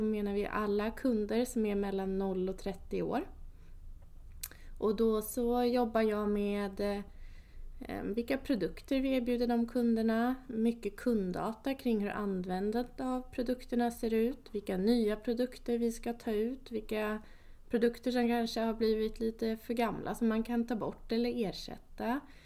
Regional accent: Enköping, Uppsala County, Sweden; also born or lived in Kristianstad; Jag är född och uppvuxen i Enköping.

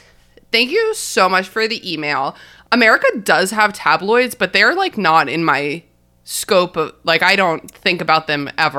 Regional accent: Australia; particularly considering Rupert Murdoch's as an Australian, our best export.

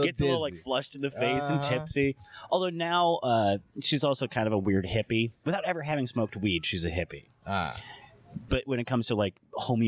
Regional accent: Ypsilanti, Michigan, United States; now in New Orleans, United States; I'm from Ypsilanti, Michigan

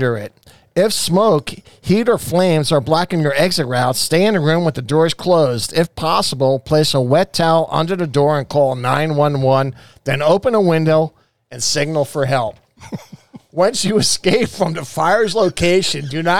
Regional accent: Jersey Shore, New Jersey, United States; moved away as an adult; also born or lived in Bronx, New York; now in Arizona, United States; I am from the East Coast, born and raised, Bronx, New York, then Jersey Shore.

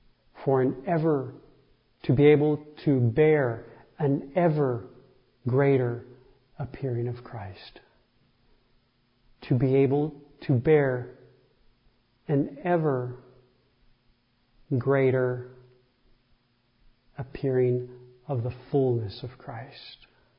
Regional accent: United States; also born or lived in Mexico; I'm an American as well.

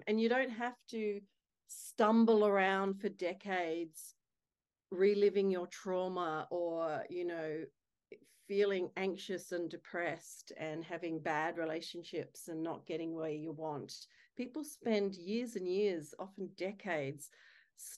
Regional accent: Adelaide, South Australia, Australia; moved away as an adult; now in Sydney, Australia; I live in gorgeous Sydney, Australia, and married to my beautiful soulmate husband, Kerry Furlong. And I am originally from Adelaide

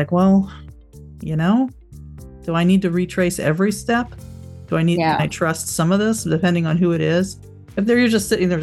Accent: Florida, United States; I grew up in Florida.

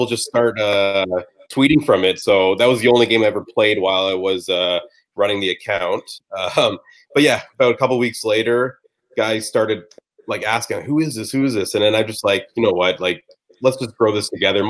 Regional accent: Brampton, Ontario, Canada; I grew up playing in Brampton, Ontario, like AAA baseball all the way through for the Brampton Royals

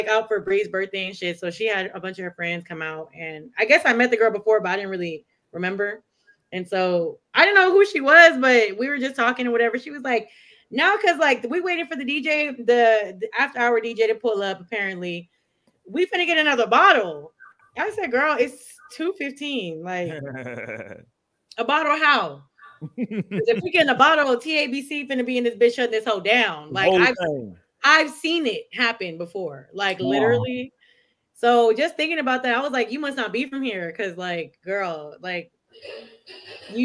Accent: Texas, United States; growing up in Texas

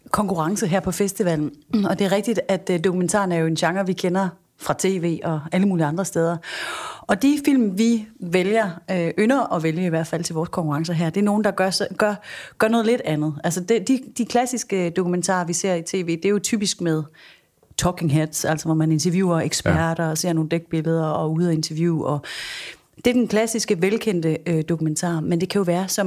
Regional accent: Jutland, Denmark; now in Copenhagen, Denmark; Vi er fra det mørke Jylland

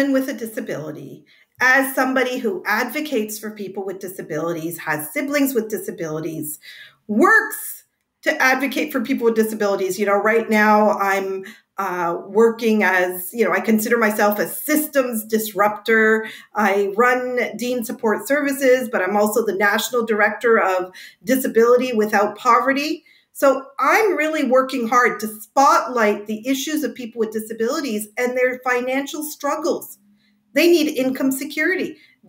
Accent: Canada; So being a Canadian who has the right to vote and living with a disability, we have a lot of power if we use it to our advantage.

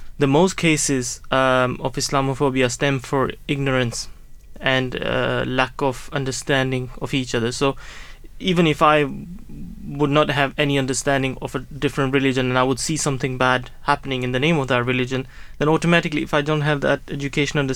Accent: Norway; moved away as an adult; now in Gillingham, United Kingdom; I was born in Norway and I grew up there, and then I came here, moved here, started working here as an imam

